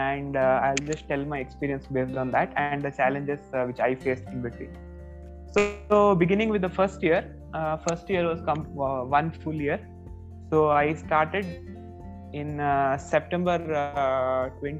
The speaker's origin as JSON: {"language": "English", "town": "Udupi", "region": "Karnataka", "country": "India", "moved": "as an adult", "lives_now": "Bangalore, India", "said": "I'm also from Udupi, and as Harshal said, we two are friends from a long time. We were schoolmates and even college mates, and then I came to Bangalore"}